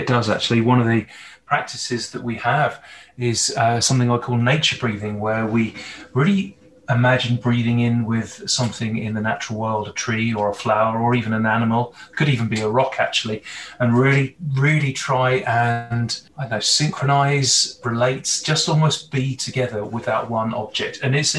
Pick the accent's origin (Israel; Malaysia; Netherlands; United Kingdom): United Kingdom; England; moved away as an adult; now in Canada; Well, from my accent, from my Hollywood villain accent, probably tell that I'm not Canadian. I've been here just over a year as a resident